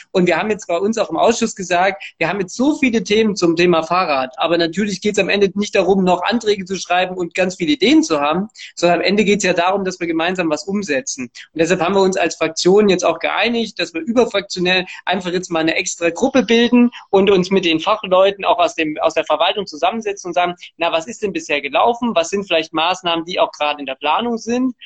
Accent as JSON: {"language": "German", "town": "Erfurt", "region": "Thuringia", "country": "Germany", "tie": "born or raised there", "also_born_or_lived": "Gera", "said": "Ich bin in Gera geboren, allerdings in Erfurt aufgewachsen, hier auch zur Schule gegangen"}